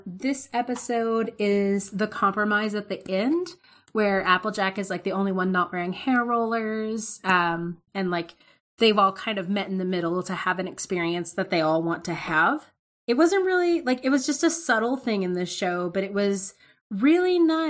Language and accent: English; the South, United States; But yeah, like, I'm from the South.